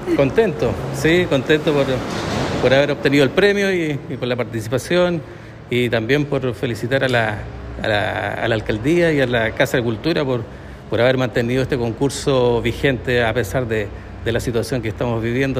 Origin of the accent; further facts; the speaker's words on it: El Quisco, Valparaíso, Chile; Yo soy del Quisco. ¿Del Quisco? Sí, aquí en la quinta región, cerca de San Antonio